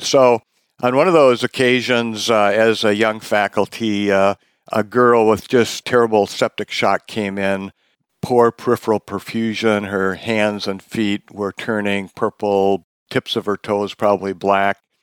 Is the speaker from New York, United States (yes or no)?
no; Wisconsin, United States; now in Seattle, United States; I'm from Wisconsin originally